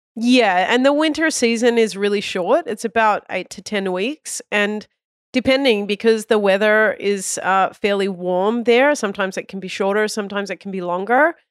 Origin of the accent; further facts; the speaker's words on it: Australia; moved away; I was born in Australia